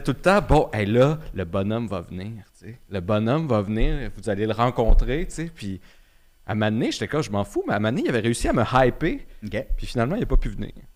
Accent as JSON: {"language": "French", "town": "Quebec City", "region": "Quebec", "country": "Canada", "tie": "born or raised there", "moved": "yes", "said": "Je viens à Québec"}